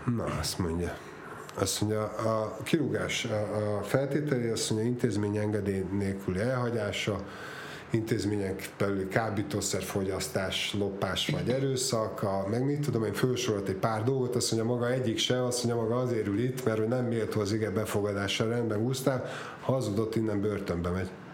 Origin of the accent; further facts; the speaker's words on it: Budapest, Hungary; Budán születtünk, a Fönto János hegyen.